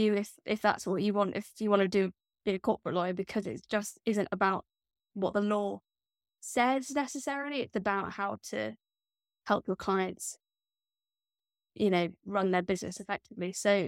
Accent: Scotland, United Kingdom; but that makes because I'm Scottish.

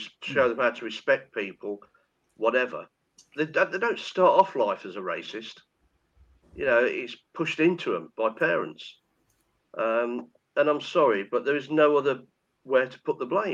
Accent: Nuneaton, West Midlands, United Kingdom; I grew up in Nuneaton with when the West Indian guys came over.

